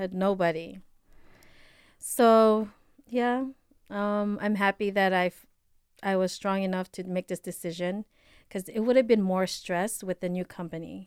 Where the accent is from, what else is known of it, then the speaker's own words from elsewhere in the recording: Philippines; accent: Filipino; my Filipino accent